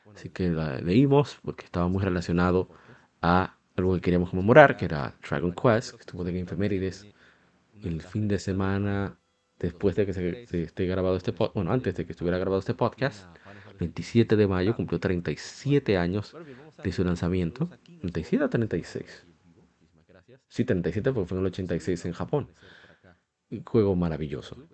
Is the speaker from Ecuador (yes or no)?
no; Santo Domingo, Distrito Nacional, Dominican Republic; Soy de República Dominicana, Santo Domingo